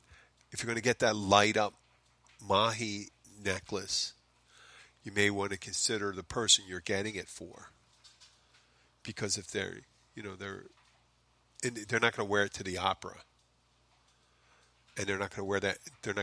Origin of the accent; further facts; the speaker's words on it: Philadelphia, Pennsylvania, United States; I'm from Philly. I know. You hear it. You hear it. I have a problem with certain words.